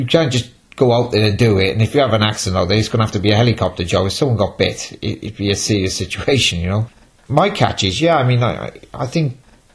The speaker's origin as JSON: {"language": "English", "town": "Cardiff", "region": "Wales", "country": "United Kingdom", "also_born_or_lived": "Milford Haven", "said": "I'm from Cardiff"}